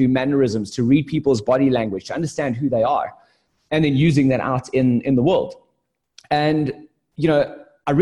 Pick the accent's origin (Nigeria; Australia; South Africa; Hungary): South Africa; moved away as an adult; also born or lived in United Kingdom; I'm from South Africa or that I talk fast